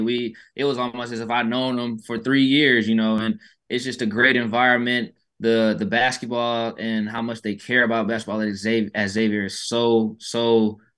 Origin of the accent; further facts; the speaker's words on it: Atlanta, Georgia, United States; moved away as an adult; now in Houston, United States; I'm from Atlanta and I've lived in Houston these past four years.